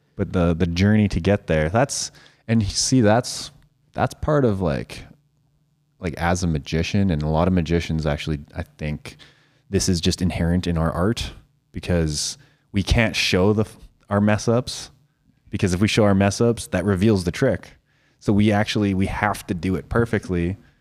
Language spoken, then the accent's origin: English; Saskatoon, Saskatchewan, Canada; I always said I was from Saskatoon